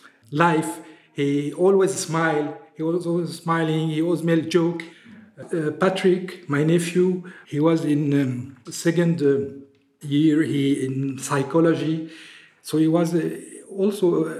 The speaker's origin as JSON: {"language": "English", "country": "Syria", "tie": "born or raised there", "moved": "as an adult", "lives_now": "France", "said": "then I live in France from about 40 years. I came here to study. I grew up in Syria. My mother is a French citizen."}